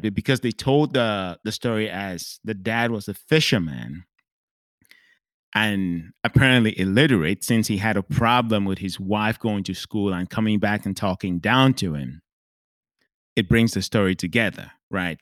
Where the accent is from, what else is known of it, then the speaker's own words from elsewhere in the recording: Cameroon; growing up in Cameroon